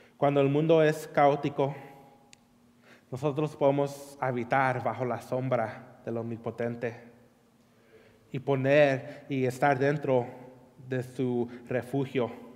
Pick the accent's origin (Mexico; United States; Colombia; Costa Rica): United States; California; moved away; crecí en California